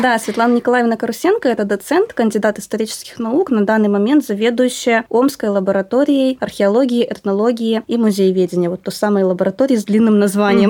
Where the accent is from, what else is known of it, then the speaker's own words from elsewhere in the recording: Northern Kazakhstan, Kazakhstan; now in Omsk, Russia; Я сама родилась в Северном Казахстане